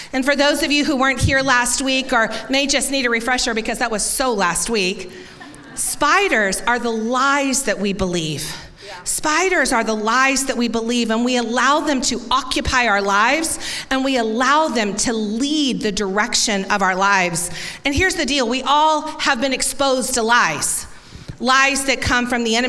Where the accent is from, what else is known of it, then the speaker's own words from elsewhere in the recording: Tampa, Florida, United States; growing up in Tampa, I had never experienced a corn maze